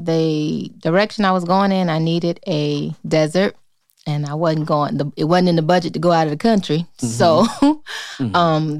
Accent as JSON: {"language": "English", "town": "Tampa", "region": "Florida", "country": "United States", "moved": "as an adult", "lives_now": "Atlanta, United States", "said": "I'm from Tampa, Florida. I moved to Atlanta a few years ago"}